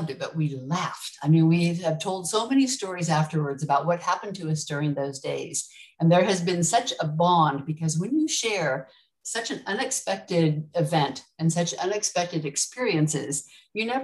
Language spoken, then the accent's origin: English; California, United States; moved away as an adult; now in Mauritius; I grew up in California